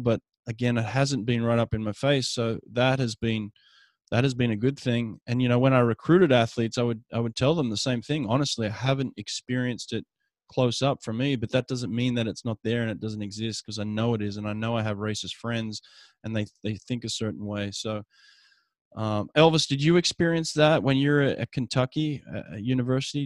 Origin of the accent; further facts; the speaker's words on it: Australia; moved away as an adult; now in United States; I grew up in Australia